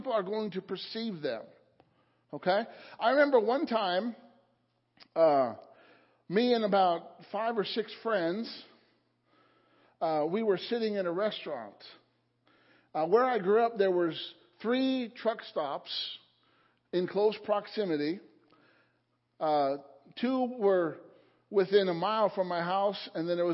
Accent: Illinois, United States; now in Palmyra, United States; The church that I grew up in Illinois

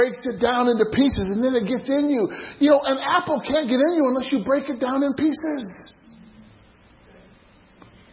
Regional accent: Illinois, United States; there's a place in Illinois, in my hometown, Gabriel knows of this, it's called Lou's La Grotto

